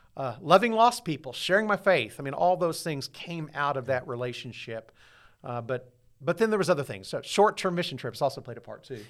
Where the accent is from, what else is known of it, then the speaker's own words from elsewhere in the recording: Southwest Missouri, United States; also born or lived in Dallas; I grew up here in Southwest Missouri